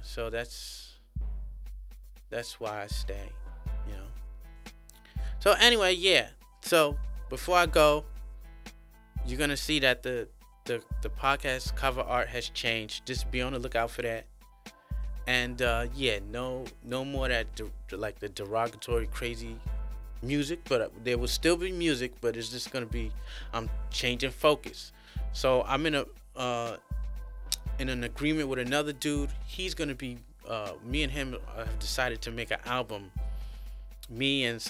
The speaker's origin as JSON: {"language": "English", "town": "New York City", "region": "New York", "country": "United States", "moved": "as an adult", "lives_now": "China", "said": "I'm from New York City"}